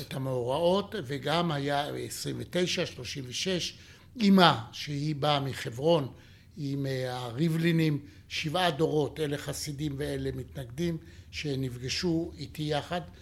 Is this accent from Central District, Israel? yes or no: no; Jerusalem, Jerusalem District, Israel; אני ירושלמי